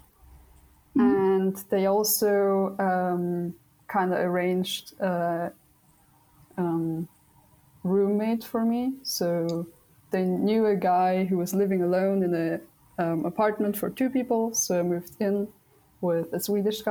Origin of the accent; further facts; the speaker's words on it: Austria; moved away as an adult; also born or lived in Vienna, Austria; now in Linköping, Sweden; I come from Vienna, and Vienna is quite a big city, and there's so many people. And actually I was raised on the countryside